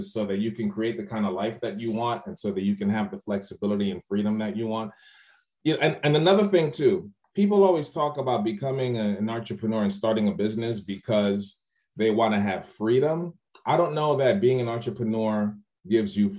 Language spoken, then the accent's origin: English; New York City, New York, United States; moved away as an adult; also born or lived in Trinidad (family); now in Largo, United States; my family's from Trinidad and I was born and raised in the Bronx, New York